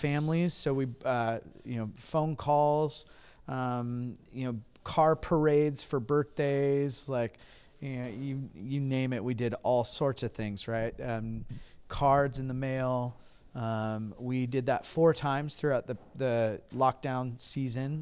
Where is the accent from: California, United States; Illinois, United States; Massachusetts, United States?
California, United States; Huntington Beach; moved away as an adult; now in Hudson, United States; I'm originally from Hiney Beach, California